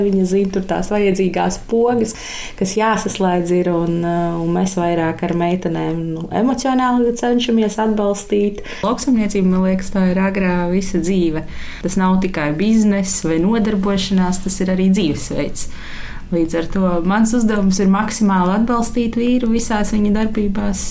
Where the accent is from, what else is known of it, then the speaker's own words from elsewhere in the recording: Preiļi, Latgale, Latvia; moved away as an adult; also born or lived in Jelgava; now in Sala Parish, Latvia; Mana dzimtā puse ir preili. Es nāku no preiliem, no Latvijas